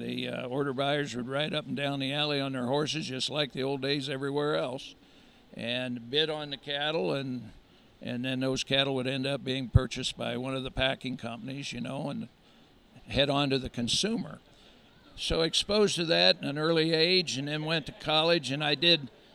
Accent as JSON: {"language": "English", "town": "York", "region": "Pennsylvania", "country": "United States", "tie": "born or raised there", "also_born_or_lived": "North Platte, Nebraska", "moved": "as an adult", "lives_now": "Lincoln, United States", "said": "I actually grew up on a general livestock and crop farm at York, Pennsylvania"}